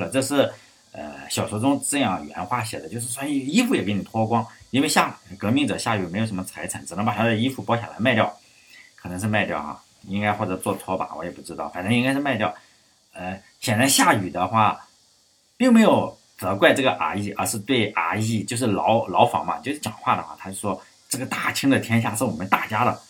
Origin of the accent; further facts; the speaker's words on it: Shandong, China; 在，在山东，好像是高一，我如果没有记错的话，高一的课本上，语文课本上是有